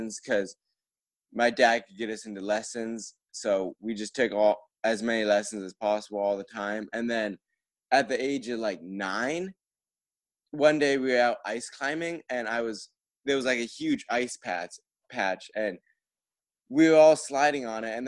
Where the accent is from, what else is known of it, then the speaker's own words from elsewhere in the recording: Vermont, United States; I live in a very small town with, like, 1,000 people